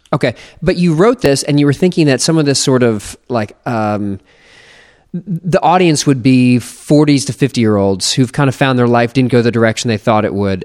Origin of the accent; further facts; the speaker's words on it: United States; I'm just an American